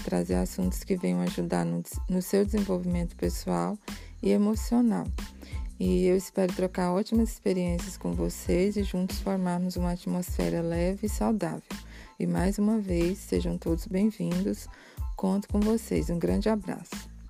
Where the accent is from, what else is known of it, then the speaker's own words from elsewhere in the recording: Goiás, Brazil; now in Copenhagen, Denmark; Eu sou de Goiás e moro atualmente na cidade de Copenhague, na Dinamarca.